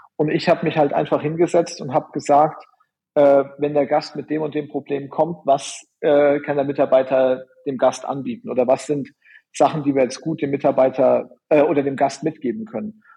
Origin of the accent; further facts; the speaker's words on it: Germany; also born or lived in Orlando, United States; bei uns in Deutschland